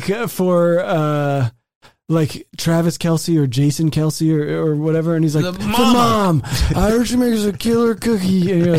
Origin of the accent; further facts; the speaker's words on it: Germany; born there; I was born in Germany.